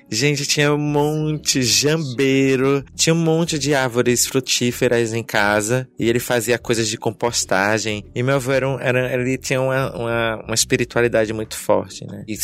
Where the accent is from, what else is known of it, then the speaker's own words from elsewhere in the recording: Northeast Region, Brazil; Que novidade que eu sou nordestina.